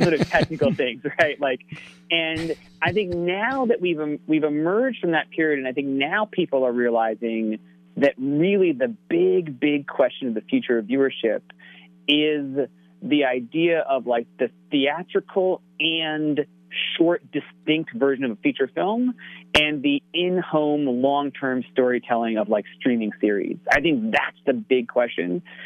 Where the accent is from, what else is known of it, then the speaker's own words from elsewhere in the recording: Connecticut, United States; growing up in Connecticut